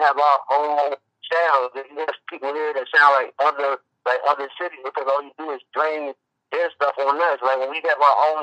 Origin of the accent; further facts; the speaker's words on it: Virginia, United States; I'm born and raised in Virginia